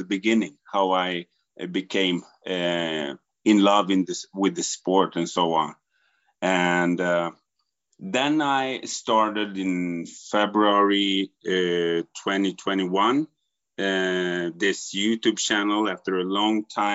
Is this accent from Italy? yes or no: no; Sweden; I'm from Sweden